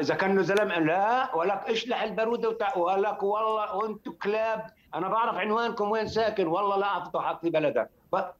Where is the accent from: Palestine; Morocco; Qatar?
Palestine; Jerusalem; بحكي كمقدسي